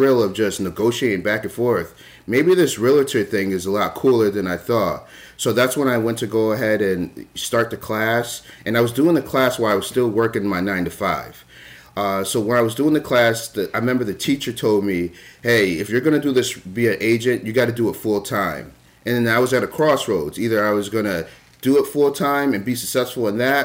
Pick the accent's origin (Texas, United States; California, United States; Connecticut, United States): Connecticut, United States; moved away as an adult; now in Maine, United States; I'm originally from Connecticut, came up to the state of Maine to go to the university